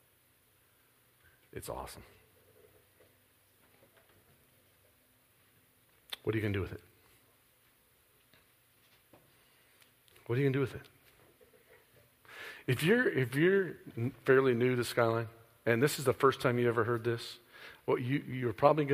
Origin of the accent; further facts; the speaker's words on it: Midwest, United States; I'm from the Midwest